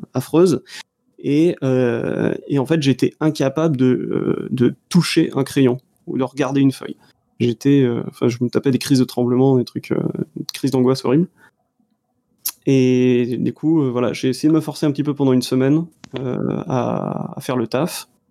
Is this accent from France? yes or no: yes; Brittany, France; je suis breton